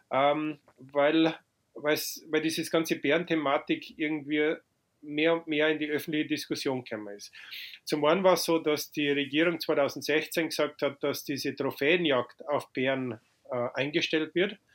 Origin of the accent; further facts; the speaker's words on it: Freyung, Bavaria, Germany; also born or lived in Lower Franconia; Und deswegen bin ich in Unterfranken geboren, habe dann in Oberbayern meine Kindheit verbracht und dann, wie ich neun Jahre alt war, sind wir eben nach Freyung gezogen im Bayerischen Wald.